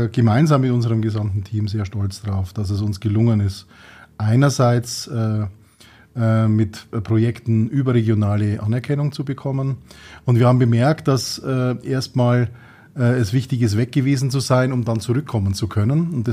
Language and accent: German; Tirschenreuth, Bavaria, Germany; born there; Wir sind gebürtig in Tirschenreuth, sowohl mhm. mein Bruder als auch ich.